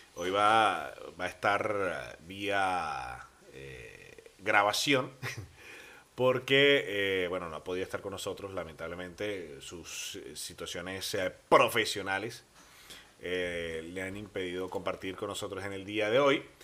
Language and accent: Spanish; Venezuela; now in Bilbao, Spain